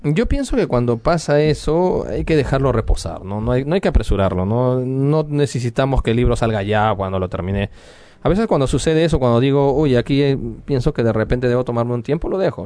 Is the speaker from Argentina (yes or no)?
no; Peru; moved away as an adult; now in France; Como peruano